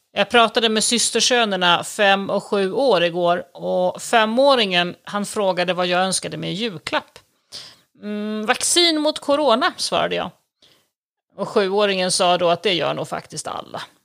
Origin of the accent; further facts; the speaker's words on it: Sweden; now in Italy; som prästbarn ute på landet norr om Stockholm så växte jag